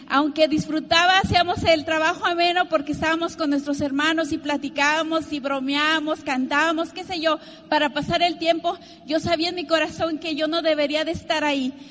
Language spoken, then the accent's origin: Spanish; Mexico; yo nací en México en una familia de nueve, nueve hermanos, imagínate, muy numerosa.